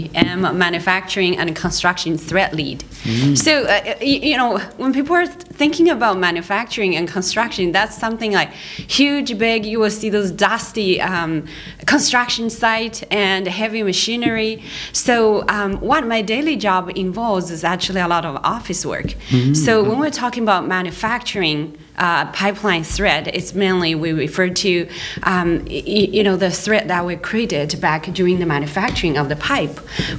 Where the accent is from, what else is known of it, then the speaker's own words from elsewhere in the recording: Canada; So I'm international because I'm from Canada.